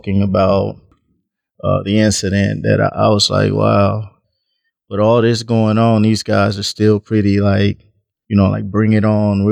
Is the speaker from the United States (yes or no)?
yes; between Texas and Mississippi, the South, United States; now in Omaha, United States; I grew up in the South, between Texas and Mississippi. Moved to Omaha, and actually I'm an Omaha, and now I've lived here longer than anywhere